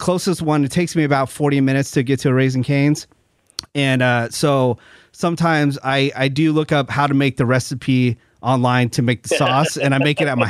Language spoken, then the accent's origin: English; San Francisco Bay Area, California, United States; now in Burbank, United States; I'm originally from the San Francisco Bay Area.